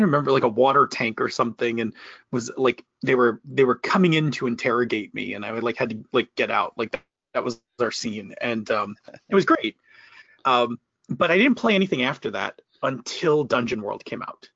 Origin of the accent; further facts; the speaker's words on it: Buffalo, New York, United States; I was from Buffalo